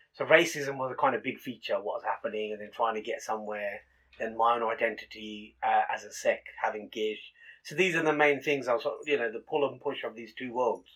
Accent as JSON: {"language": "English", "town": "Northampton", "region": "East Midlands", "country": "United Kingdom", "tie": "born or raised there", "said": "I was born here in Northampton, okay. and obviously born to Punjabi Sikh uh, parents"}